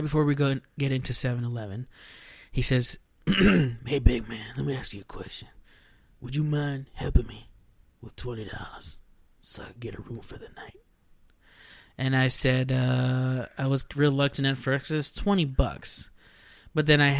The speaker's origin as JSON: {"language": "English", "area": "Rio Grande Valley", "region": "South Texas", "country": "United States", "moved": "yes", "lives_now": "Dallas, United States", "said": "I'm from deep South Texas, like right around the border, the Rio Grande Valley"}